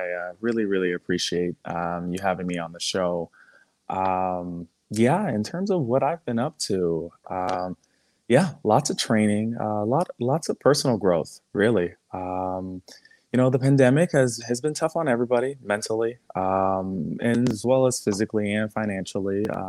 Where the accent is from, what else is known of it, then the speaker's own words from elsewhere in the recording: Canada; I'm Canadian.